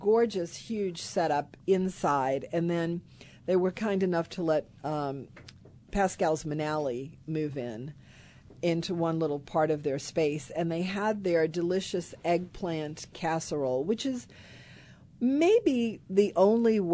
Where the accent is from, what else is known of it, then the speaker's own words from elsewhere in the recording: Kenner, Louisiana, United States; I grew up in Kenner, not far from Messina's